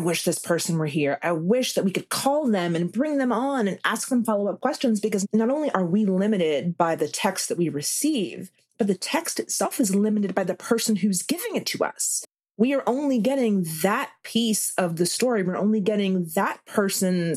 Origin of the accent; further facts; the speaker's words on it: South Carolina, United States; moved away as an adult; I like to call myself South Carolina born, raised, and returned